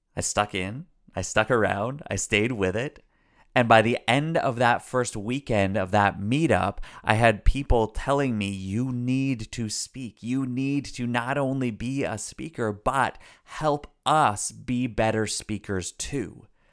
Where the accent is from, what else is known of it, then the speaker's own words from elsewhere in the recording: Canada; I'm Canadian